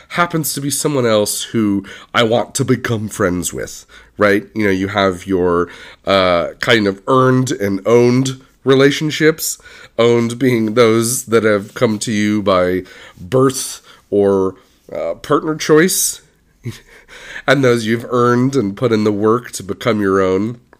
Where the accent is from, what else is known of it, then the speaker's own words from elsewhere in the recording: California, United States; moved away as an adult; also born or lived in Philadelphia; someone who's born and raised in Southern California, left to spend a good chunk in Philly, and then came back to California to really settle down